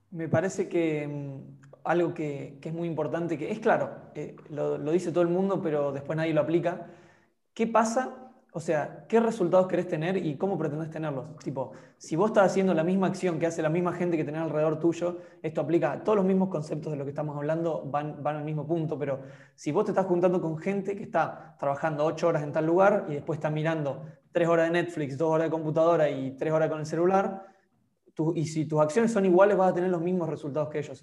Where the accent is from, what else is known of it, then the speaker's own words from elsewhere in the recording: Argentina; moved away as an adult; also born or lived in Europe; cuando me fui de Argentina, volví a los 8 o 9 meses a visitar